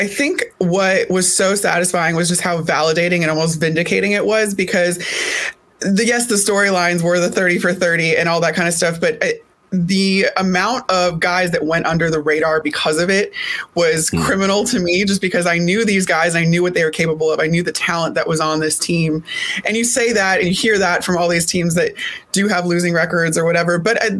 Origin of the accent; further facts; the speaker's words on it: Elmhurst, Illinois, United States; I grew up outside of Chicago.